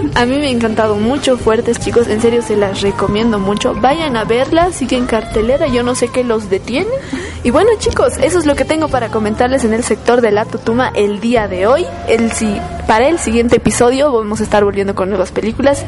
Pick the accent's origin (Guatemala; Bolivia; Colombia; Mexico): Bolivia